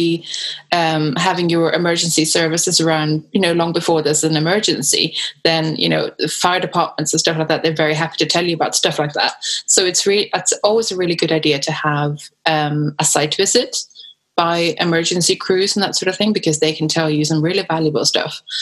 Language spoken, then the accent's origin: English; Sweden; now in United Kingdom; originally I'm from Sweden